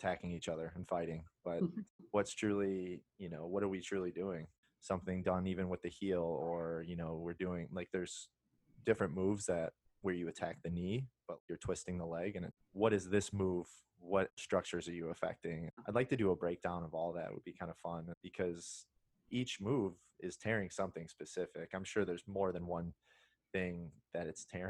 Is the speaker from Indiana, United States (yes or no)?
yes; Indiana, United States; I'm from Indiana